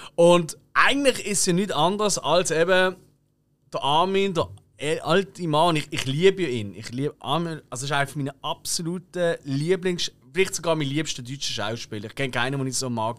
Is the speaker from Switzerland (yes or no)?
yes; Basel, Basel-Stadt, Switzerland; wir in Basel